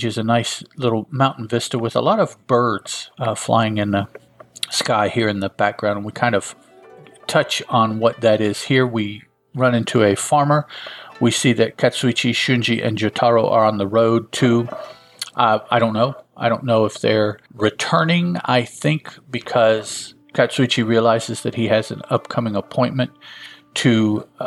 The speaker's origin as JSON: {"language": "English", "town": "Chicago", "region": "Illinois", "country": "United States", "tie": "born or raised there", "said": "I grew up in Chicago"}